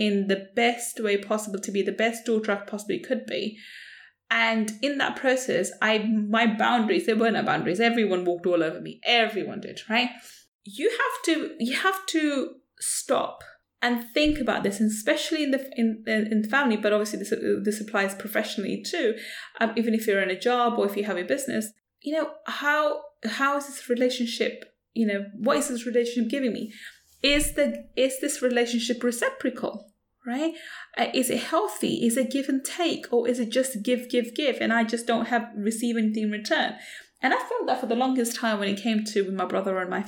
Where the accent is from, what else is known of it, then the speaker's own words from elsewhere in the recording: London, United Kingdom; as a brown Asian woman growing up in London, as a child